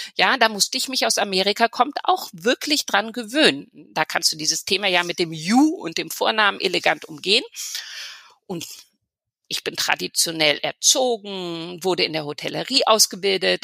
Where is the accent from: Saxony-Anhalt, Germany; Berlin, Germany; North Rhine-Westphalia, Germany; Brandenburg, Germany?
Berlin, Germany; moved away as an adult; also born or lived in Trier / New York; now in Amsterdam, Netherlands; ich bin Berlinerin oder ich bin Berlin, in Berlin aufgewachsen